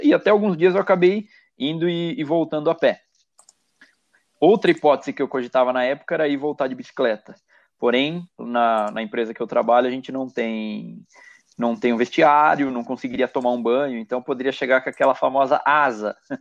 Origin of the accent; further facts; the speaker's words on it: Itatiba, São Paulo, Brazil; moved away as an adult; also born or lived in Barueri; Aos finais de semana eu acabo voltando bastante para minha terra natal aqui no interior